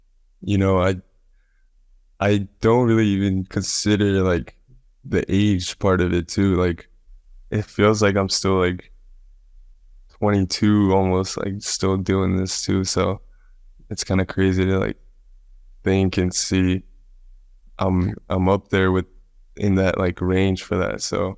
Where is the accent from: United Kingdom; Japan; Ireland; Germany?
Japan; born there; moved away; also born or lived in Dubai / United States; Yeah, it was kind of crazy because I was born in Japan.